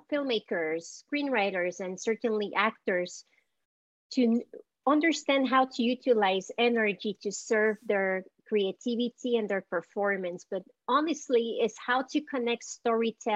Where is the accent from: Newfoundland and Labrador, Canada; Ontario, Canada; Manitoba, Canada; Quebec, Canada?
Quebec, Canada; Montreal; accent: Montreal; moved away as an adult; also born or lived in El Salvador; now in United States; my family left and went to Canada